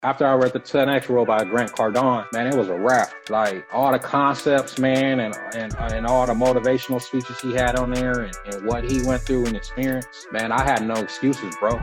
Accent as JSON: {"language": "English", "country": "United States", "tie": "born or raised there", "said": "I was born here, man. I'm a native here, but uh, both my parents are Nigeria from Nigeria"}